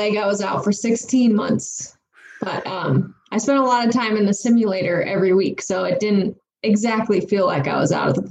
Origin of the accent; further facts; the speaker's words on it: Reno, Nevada, United States; moved away as an adult; now in Colorado Springs, United States; So I was born and raised in Reno, Nevada, but Colorado is where the Air Force has me. So being a military pilot, I've moved all around the nation and currently am in Colorado.